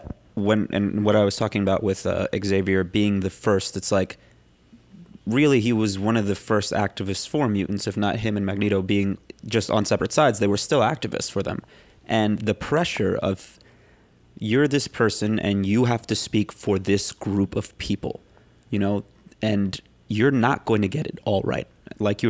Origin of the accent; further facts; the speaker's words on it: New York City, New York, United States; I grew up in Harlem my whole life